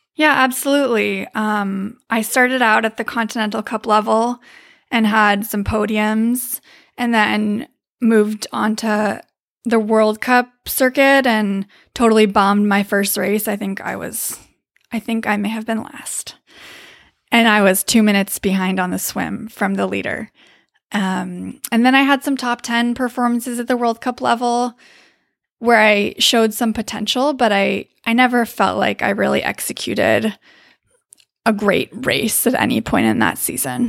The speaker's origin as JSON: {"language": "English", "town": "Davis", "region": "California", "country": "United States", "said": "I am from Davis, California"}